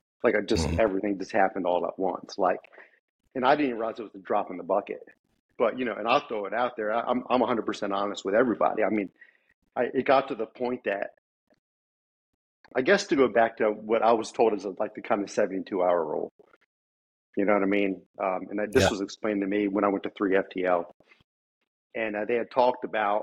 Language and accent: English; Maryland, United States; moved away as an adult; now in Texas, United States; Born and raised in Maryland